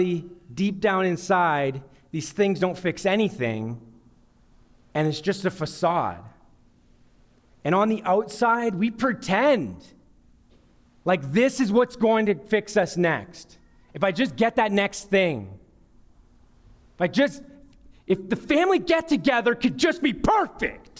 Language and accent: English; Sudbury, Ontario, Canada; I grew up in Sudbury